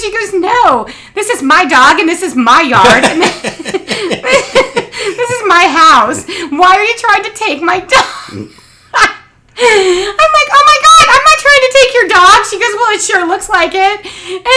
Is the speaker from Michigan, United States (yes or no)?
no; Cincinnati, Ohio, United States; when my brother and I were little kids growing up in Cincinnati